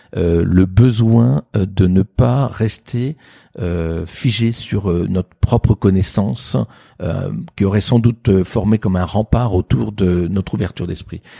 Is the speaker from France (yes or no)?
yes; Sancerre, Centre-Val de Loire, France; j'ai fini par être baptisé … Sancerre